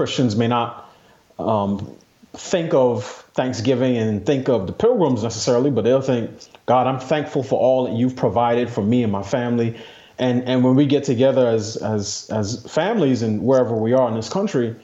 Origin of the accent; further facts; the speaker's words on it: New York City, New York, United States; I grew up in New York City.